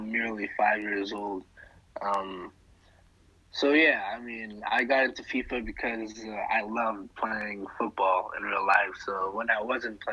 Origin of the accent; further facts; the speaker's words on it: Senegal; moved away; I'm originally from Senegal.